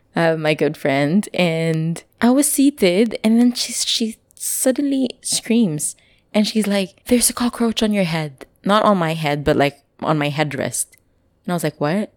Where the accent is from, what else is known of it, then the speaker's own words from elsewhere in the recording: Philippines; moved away; I'm from the provincial area